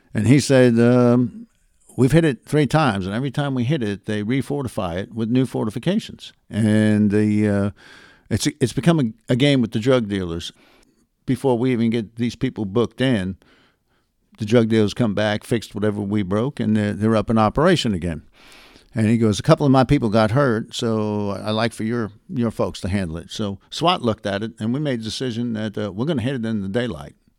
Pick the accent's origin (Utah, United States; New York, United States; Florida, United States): New York, United States; New York City; moved away as an adult; also born or lived in Dallas, Texas / McKinney, Texas / Prosper, Texas; When people asked me where I was from, I couldn't tell 'em New York City